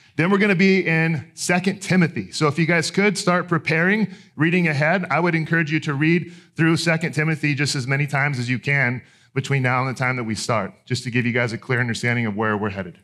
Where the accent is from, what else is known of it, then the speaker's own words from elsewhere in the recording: Texas, United States; I grew up in Texas